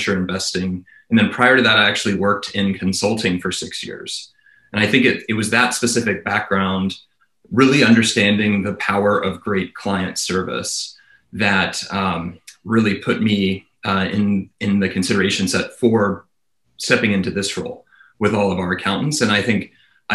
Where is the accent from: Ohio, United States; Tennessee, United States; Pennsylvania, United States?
Tennessee, United States; Nashville; moved away; I was born and raised in Nashville, Tennessee.